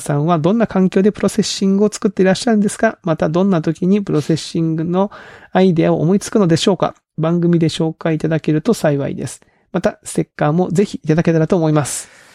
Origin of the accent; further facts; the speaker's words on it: Kagoshima, Japan; 僕も鹿児島出身なんで